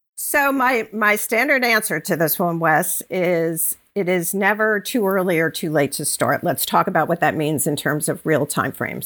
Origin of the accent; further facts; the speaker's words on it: Long Island, New York, United States; moved away as an adult; also born or lived in North Carolina / Connecticut; now in Bucks County, Pennsylvania, United States; grew up in Long Island, went to school in North Carolina, lived most most of my adult life in Connecticut, and uh, less than two years ago, we moved to Bucks County, Pennsylvania